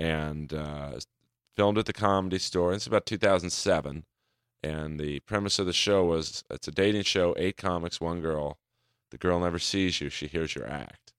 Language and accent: English; Los Angeles, California, United States; I grew up in the hills of Bel Air